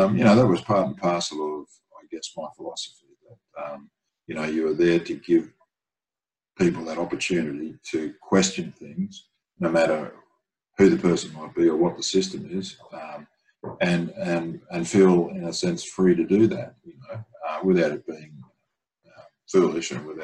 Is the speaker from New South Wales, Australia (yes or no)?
no; Brisbane, Queensland, Australia; my hometown in Brisbane